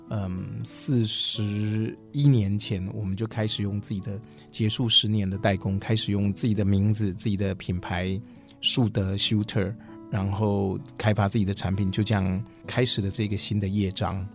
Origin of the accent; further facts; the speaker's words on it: Taichung, Taiwan; 我倒是可以从以前就在工厂长大的孩子这样可以分享